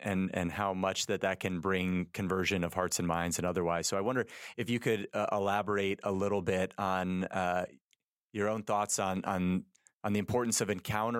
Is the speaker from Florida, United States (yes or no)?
no; Wisconsin, United States; growing up in Wisconsin and then entering the diocese in Dallas